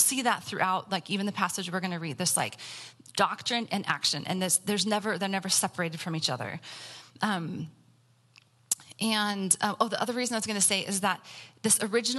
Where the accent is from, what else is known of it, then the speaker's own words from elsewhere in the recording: Central Valley, California, United States; growing up in the Central Valley. It's an agricultural community.